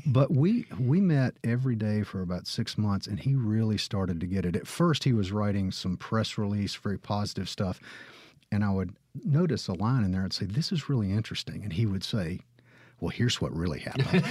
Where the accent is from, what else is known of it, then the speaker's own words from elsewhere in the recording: Gulfport, Mississippi, United States; moved away as an adult; now in Oxford, United States; I was born in Gulfport. My father was in law school